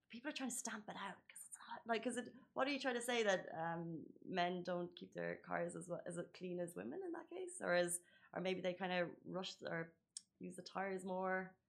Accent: United Kingdom; I'm British and I know that some of the worst people to trust with the cars are the Brits.

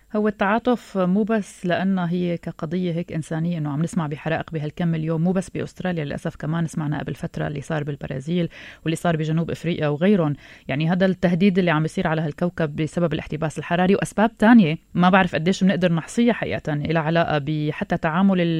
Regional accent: Syria; نحن السوريين

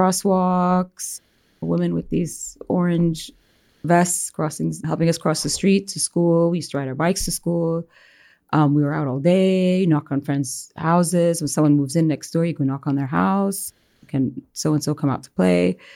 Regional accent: Dhahran, Eastern Province, Saudi Arabia; I'm from Dhahran.

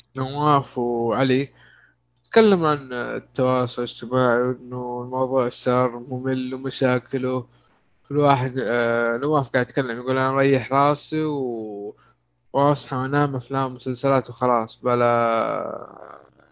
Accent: Saudi Arabia

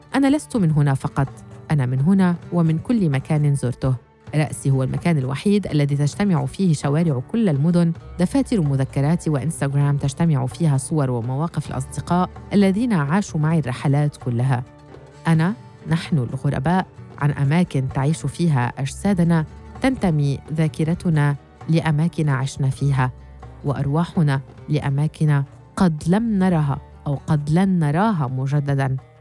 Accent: Damascus, Damascus Governorate, Syria; moved away as an adult; also born or lived in Salamiyah; now in Turkey; من دمشق بما أنني ولدت وكبرت فيها

